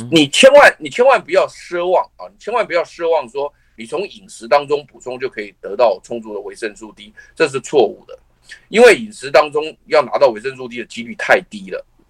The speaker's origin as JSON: {"language": "Chinese", "country": "Taiwan", "said": "我们台湾人"}